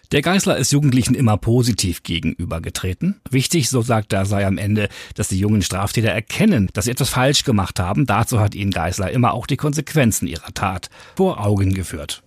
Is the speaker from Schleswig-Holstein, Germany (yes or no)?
yes; Dithmarschen, Schleswig-Holstein, Germany; bei uns in Dithmarschen